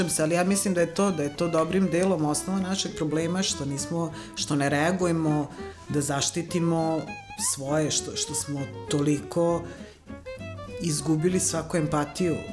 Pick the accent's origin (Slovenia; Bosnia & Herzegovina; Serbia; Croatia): Serbia; Novi Sad, Vojvodina; born or raised there; also born or lived in Valjevo